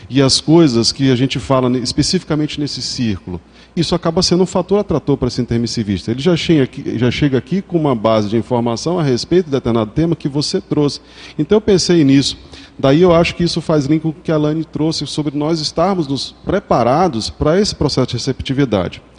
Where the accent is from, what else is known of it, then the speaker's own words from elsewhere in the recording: Brazil; a visão que eles têm da ciência é um pouco diferente do, da nossa enquanto brasileiros, né?